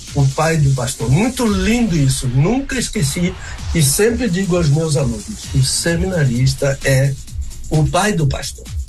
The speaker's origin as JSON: {"language": "Portuguese", "region": "Bahia", "country": "Brazil", "also_born_or_lived": "Rio de Janeiro", "moved": "yes", "said": "eu sou baiano."}